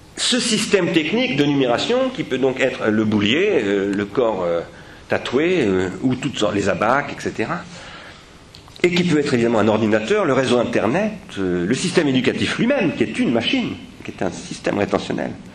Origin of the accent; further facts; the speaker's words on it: France; nous les Français